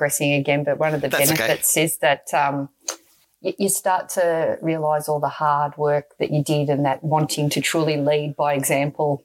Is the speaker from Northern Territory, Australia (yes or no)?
no; Melbourne, Victoria, Australia; I grew up in Strathmore, which is Essendon, right near the Essendon Airport